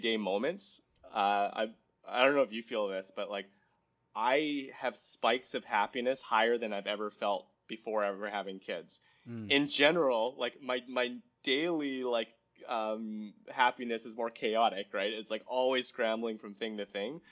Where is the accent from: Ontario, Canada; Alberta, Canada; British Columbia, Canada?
British Columbia, Canada; Vancouver; moved away as an adult; also born or lived in San Francisco / San Mateo; I was from Vancouver